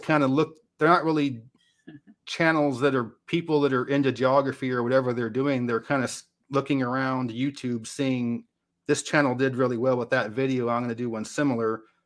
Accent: West Coast, United States; now in Tennessee, United States; I'm from the West Coast.

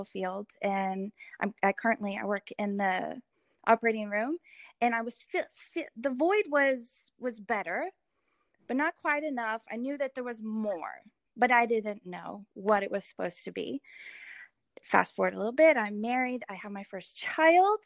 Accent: Edmond, Oklahoma, United States; I grew up in Edmond

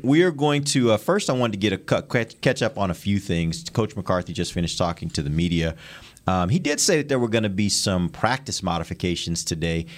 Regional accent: Houston, Texas, United States; growing up in Houston

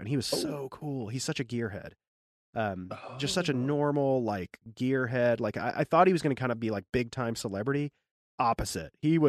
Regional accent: the Ozarks, United States; born there; I was born in the Ozarks. Oh, I have a lot of family in the Ozarks.

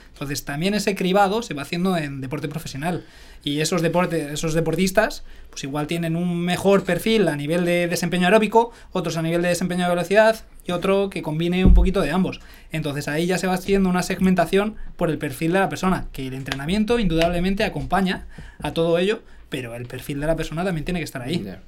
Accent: Arenas de San Pedro, Castile and León, Spain; moved away; also born or lived in Majadahonda; de un pueblecito de Ávila, de Arenas de San Pedro

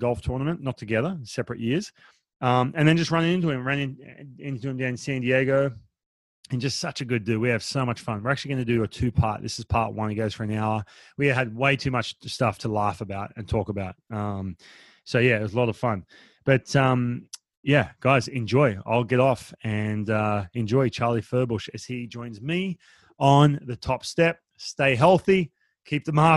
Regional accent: Australia; now in United States; I'm Australian

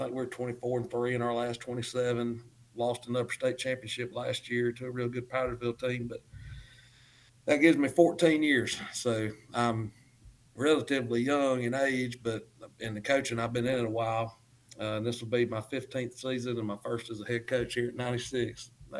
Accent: Gaffney, South Carolina, United States; I'm from the what we call the good side of the Highway 18 rivalry. I'm from Gaffney, born and raised there.

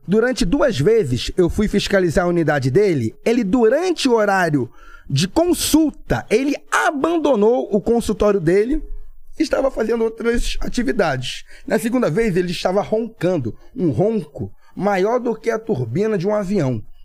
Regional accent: Niterói, Rio de Janeiro, Brazil; sou de Niterói

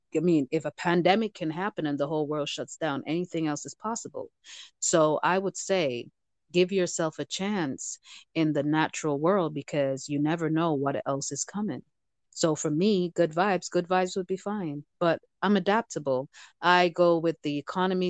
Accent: Jamaica; moved away; being Jamaican born

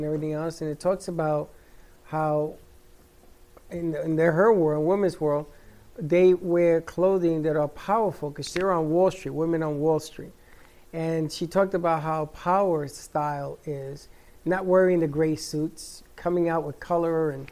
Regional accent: New York City, New York, United States; growing up in the Bronx, in the South Bronx

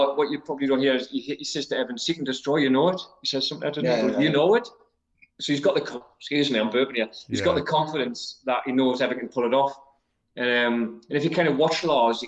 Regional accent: Newcastle upon Tyne, North East England, United Kingdom; accent: Geordie; I'm a Geordie

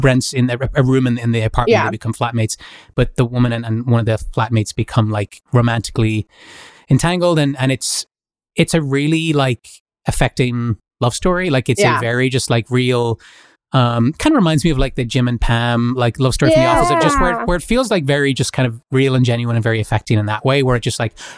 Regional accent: Ireland; moved away; also born or lived in Dublin; growing up in Ireland

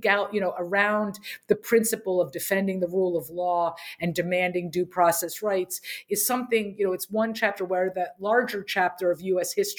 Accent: Harrisburg, Pennsylvania, United States; I grew up in Harrisburg, Pennsylvania

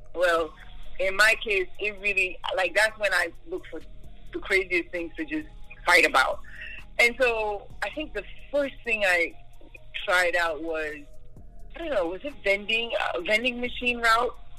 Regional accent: New York, United States; moved away as an adult; now in Duluth, Georgia, United States; I was born in New York, so most of my years were in New York, back in Staten Island.

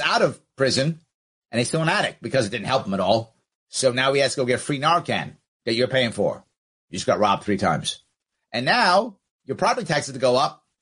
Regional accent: New York City, New York, United States; I was a kid, I was raised in the Bronx

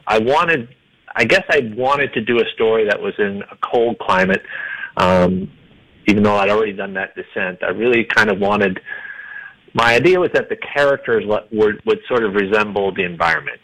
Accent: Iowa, United States; now in Denver, United States; I'm from Iowa

